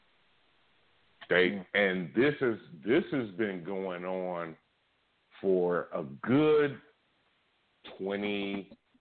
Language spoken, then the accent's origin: English; Oakland, California, United States; I'm from East Oakland